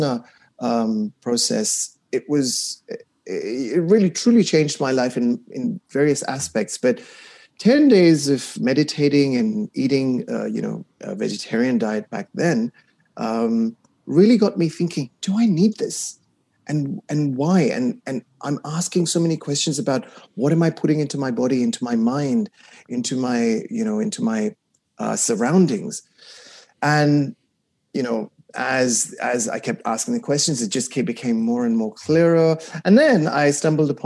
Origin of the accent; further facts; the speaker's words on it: Kuwait; I was raised in the Middle East in Kuwait